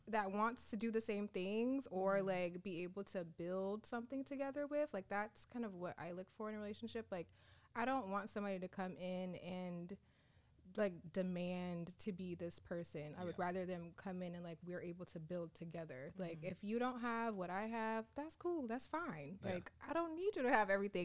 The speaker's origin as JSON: {"language": "English", "town": "San Diego", "region": "California", "country": "United States", "said": "I'm the one from San Diego"}